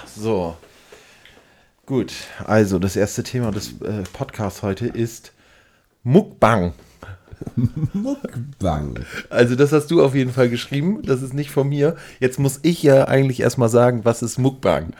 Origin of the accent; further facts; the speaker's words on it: Northern Germany, Germany; wir als Norddeutsche neigen natürlich total dazu, irgendwie rumzunuscheln